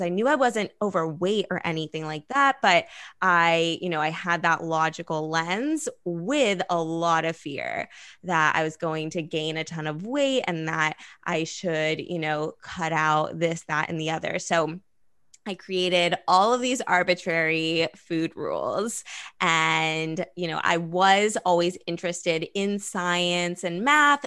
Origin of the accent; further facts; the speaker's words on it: Los Angeles, California, United States; growing up in Los Angeles